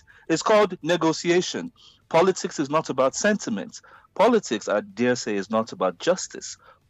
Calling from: Nigeria; I'm here in, where am I? Some parts of Nigeria.

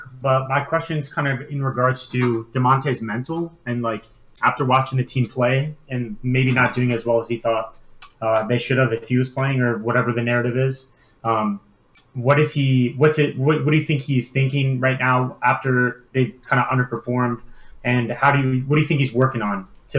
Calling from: Connecticut, United States; Connecticut. How you doing?

